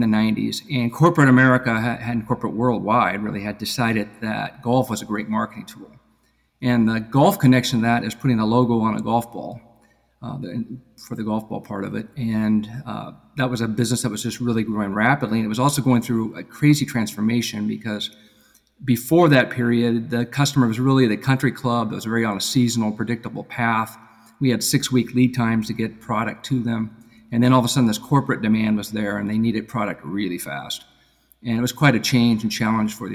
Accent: Seattle, Washington, United States; moved away as an adult; also born or lived in Boston area, Massachusetts; now in Massachusetts, United States; I was born out in Seattle, Washington, actually, and worked out there when I went to undergrad

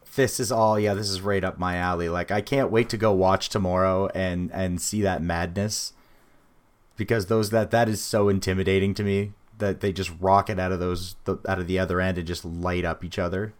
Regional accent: New Brunswick, New Jersey, United States; that's a shitty place, 'cause we're from New Brunswick.

